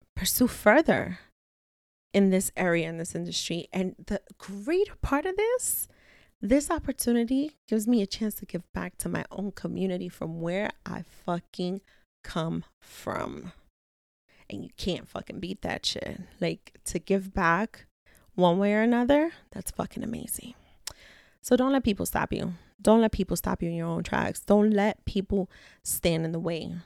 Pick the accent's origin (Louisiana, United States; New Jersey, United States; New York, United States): New York, United States; New York City; I am a girl from the Bronx.